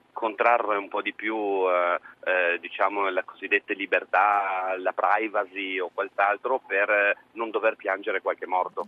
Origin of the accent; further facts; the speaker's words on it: Trieste, Friuli-Venezia Giulia, Italy; io l'ho vissuta sulla nostra pelle da triestino